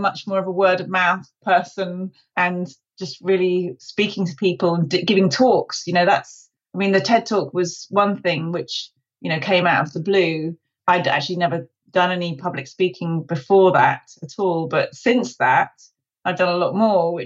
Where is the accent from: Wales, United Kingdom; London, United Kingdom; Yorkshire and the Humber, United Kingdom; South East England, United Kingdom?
London, United Kingdom; I'm from London.